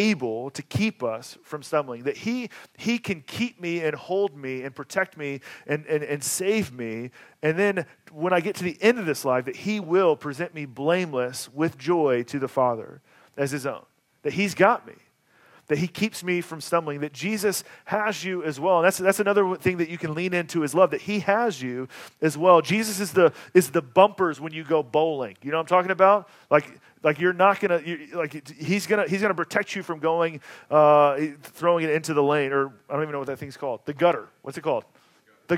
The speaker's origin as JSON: {"language": "English", "town": "Atlanta", "region": "Georgia", "country": "United States", "tie": "born or raised there", "moved": "yes", "said": "I grew up in Atlanta"}